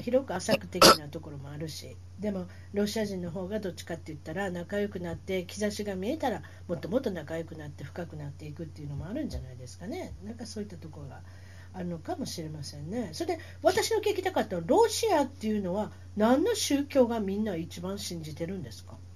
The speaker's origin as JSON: {"language": "Japanese", "region": "Osaka", "country": "Japan", "moved": "as an adult", "lives_now": "Orange County, United States", "said": "私大阪です"}